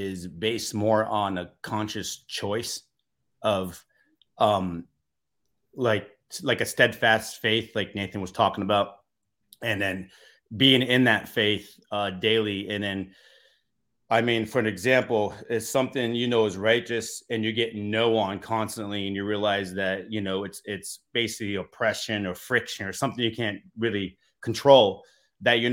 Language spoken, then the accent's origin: English; Massachusetts, United States; now in Los Angeles, United States; I grew up in Massachusetts in the East Coast